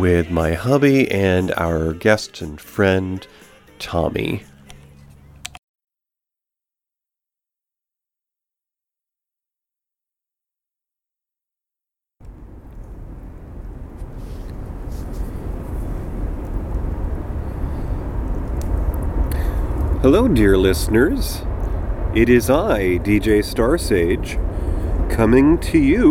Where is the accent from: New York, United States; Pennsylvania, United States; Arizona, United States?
New York, United States; moved away as an adult; during my growing up in New York, I did not get to the big city, the Big Apple, until my 20s, when I was soon to be leaving the state for a decade at least